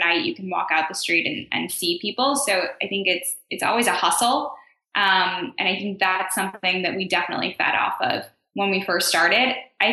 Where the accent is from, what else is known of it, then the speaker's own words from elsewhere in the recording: Chicago, Illinois, United States; now in New York City, United States; so I grew up in Chicago